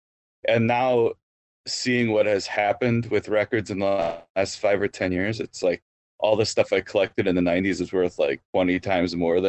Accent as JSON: {"language": "English", "town": "Waukesha", "region": "Wisconsin", "country": "United States", "tie": "born or raised there", "said": "Waukesha, Wisconsin."}